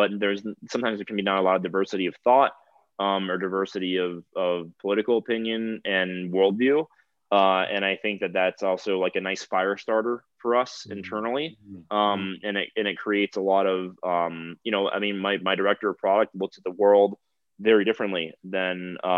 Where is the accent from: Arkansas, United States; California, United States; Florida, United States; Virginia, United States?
Florida, United States; South; now in Colorado, United States; I'm from South Florida. I've owned guns my whole life.